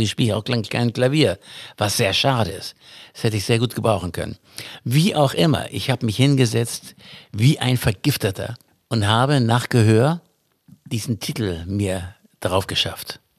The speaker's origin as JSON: {"language": "German", "region": "Berlin", "country": "Germany", "said": "Ich kann jetzt schon, ich bin ja auch Berliner."}